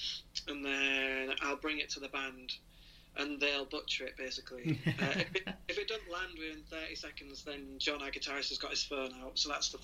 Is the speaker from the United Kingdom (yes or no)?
yes; Hull, Yorkshire and the Humber, United Kingdom; in 10 years I've never even ventured down south, being from Hull